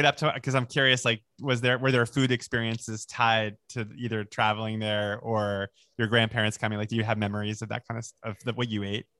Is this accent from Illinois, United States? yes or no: no; Long Island, New York, United States; where I grew up on Long Island